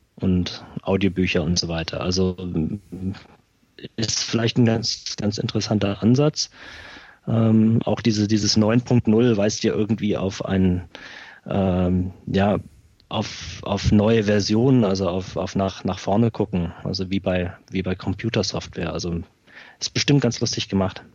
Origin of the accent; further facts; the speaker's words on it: Schweinfurt, Bavaria, Germany; bei uns in Schweinfurt